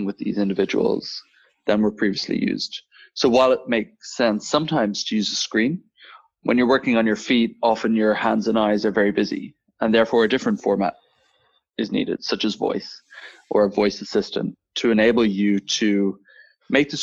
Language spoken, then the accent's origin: English; Dublin, Leinster, Ireland; moved away as an adult; now in Copenhagen, Denmark; I am Irish originally, born and bred in Dublin, now running a software company based out of Copenhagen